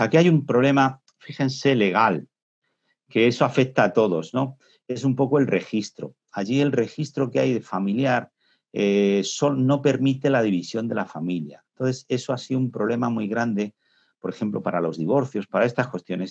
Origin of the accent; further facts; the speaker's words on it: Spain; nosotros en España